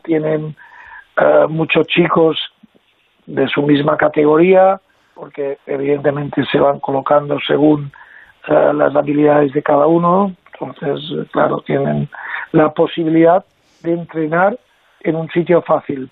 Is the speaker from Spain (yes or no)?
yes; Mallorca, Balearic Islands, Spain; yo me siento español, y me siento de Baleares, de Mallorca